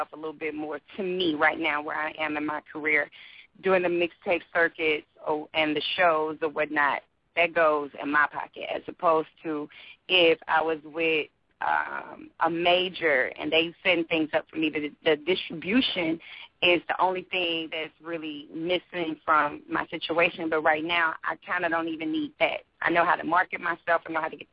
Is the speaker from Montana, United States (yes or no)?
no; St. Louis, Missouri, United States; I'm from the Midwest